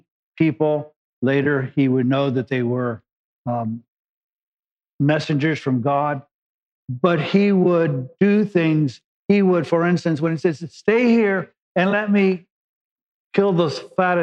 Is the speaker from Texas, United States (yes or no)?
no; Los Angeles, California, United States; I came from East LA and cruise meant you drove down Whittier Boulevard